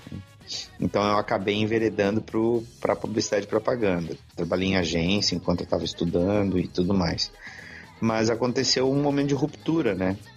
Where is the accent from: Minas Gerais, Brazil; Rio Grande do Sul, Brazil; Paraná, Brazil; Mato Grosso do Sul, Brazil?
Rio Grande do Sul, Brazil; Porto Alegre; Sou do Rio Grande do Sul, sou de Porto Alegre, onde resido ainda